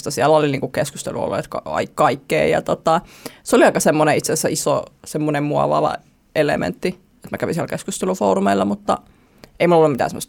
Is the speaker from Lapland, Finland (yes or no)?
no; Joroinen, North Savo, Finland; now in Helsinki, Finland; Viiden tuhannen ihmisen kylästä olen kotoisin. Joroinen. Joo. Small town girl.